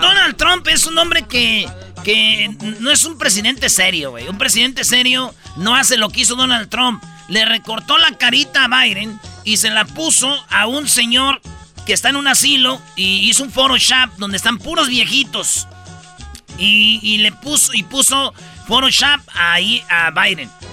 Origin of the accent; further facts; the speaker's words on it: Jiquilpan, Michoacán, Mexico; yo soy de Jiquilpan